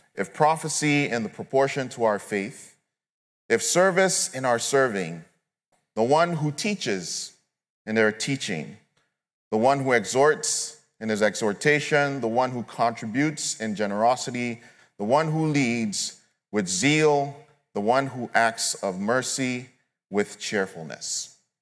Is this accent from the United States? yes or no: no; Nigeria; moved away; I'm originally from Nigeria, so I don't have immediate family members here